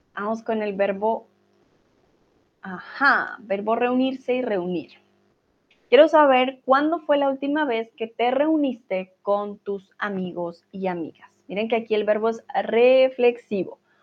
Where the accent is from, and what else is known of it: Colombia